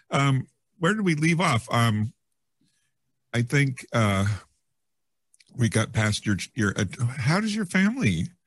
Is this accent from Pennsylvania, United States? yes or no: no; Yreka, California, United States; Yreka, California, almost in oh, Oregon.